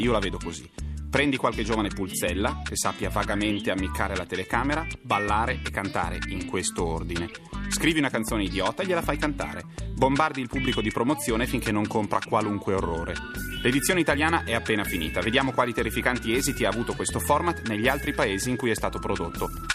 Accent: Varese, Lombardy, Italy; io sono di Varese, operosa cittadina delle prealpi lombarde

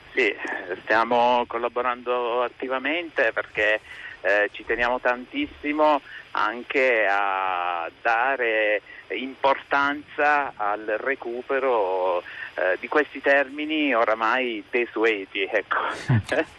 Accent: Ginosa, Apulia, Italy; di essere nato e di essere eh, di essermi formato in provincia

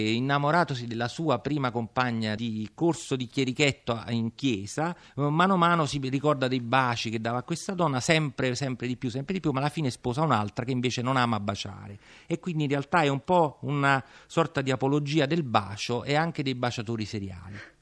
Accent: Naples, Campania, Italy; Io sono napoletano sicuramente nonostante il cognome e mi sento così

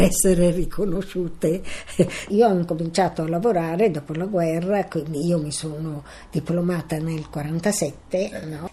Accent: Milan, Lombardy, Italy; sono nata a Milano il 15 2 1929.

